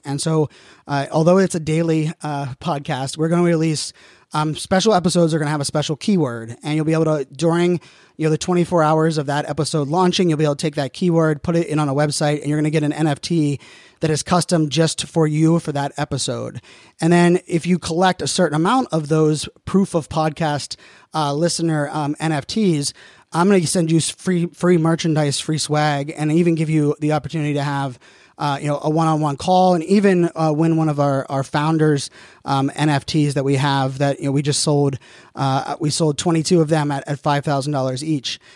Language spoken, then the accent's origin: English; Pittsburgh, Pennsylvania, United States; I'm born and raised in Pittsburgh, so diehard Steeler fan